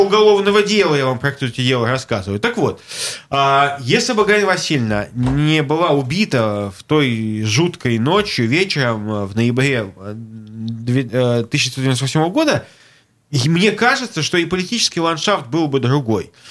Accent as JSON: {"language": "Russian", "region": "Saint Petersburg", "country": "Russia", "said": "Я петербуржец"}